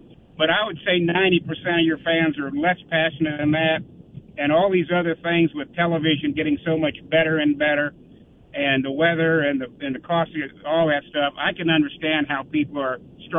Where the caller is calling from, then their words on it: Ocala, Florida, United States; also born or lived in Lubbock, Texas; I'm calling from Ocala